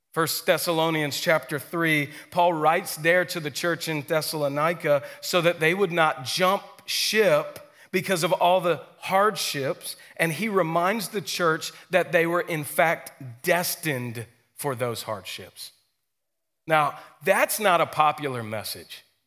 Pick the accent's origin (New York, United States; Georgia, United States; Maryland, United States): Georgia, United States; Stockbridge; I grew up in Stockbridge, a, a bit north, at the north end of Henry County